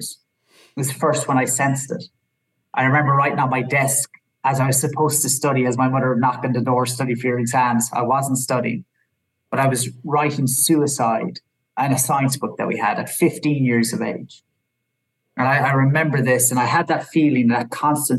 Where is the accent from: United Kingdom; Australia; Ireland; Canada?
Ireland; I'm from Ireland